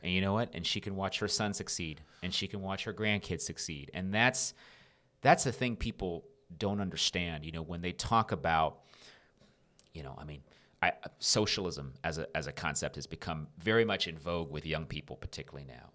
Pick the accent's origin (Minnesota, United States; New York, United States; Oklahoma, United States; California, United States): California, United States; Rowland Heights; also born or lived in North Carolina; I grew up in Rolling Heights, which is a suburb not far from where we're recording this right now